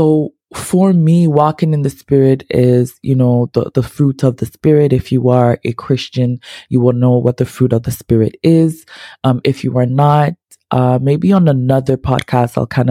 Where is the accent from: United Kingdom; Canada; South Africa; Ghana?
Ghana; I'm not Haitian, as y'all know, I am so Ghanaian.